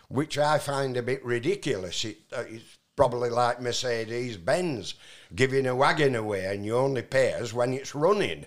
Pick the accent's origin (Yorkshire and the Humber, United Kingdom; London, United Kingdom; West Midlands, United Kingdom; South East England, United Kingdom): Yorkshire and the Humber, United Kingdom; Barnoldswick; also born or lived in Austria; I was raised in a little town called Barnolds, whi-, which is in between Skipton and Burnley.